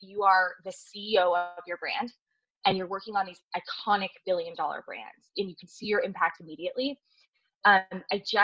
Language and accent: English; Seattle, Washington, United States; I grew up in Seattle